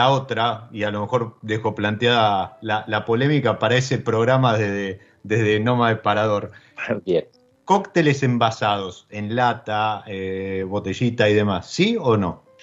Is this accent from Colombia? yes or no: no; Argentina; te preguntan de dónde sos, vos decís Argentina, entonces estás representando a nuestro país